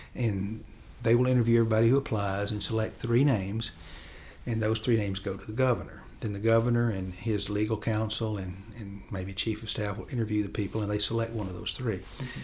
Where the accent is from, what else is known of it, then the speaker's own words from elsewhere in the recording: Henderson, Tennessee, United States; I grew up in Chester County.